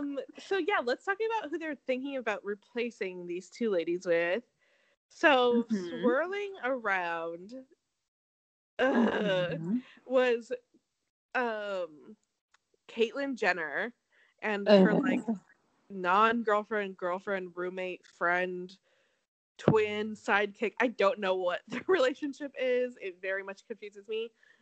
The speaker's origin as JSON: {"language": "English", "region": "Connecticut", "country": "United States", "said": "I'm from Connecticut, but I have this accent."}